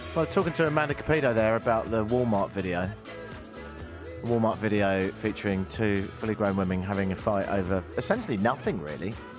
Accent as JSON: {"language": "English", "region": "England", "country": "United Kingdom", "tie": "born or raised there", "moved": "yes", "lives_now": "Canada", "said": "growing up in England"}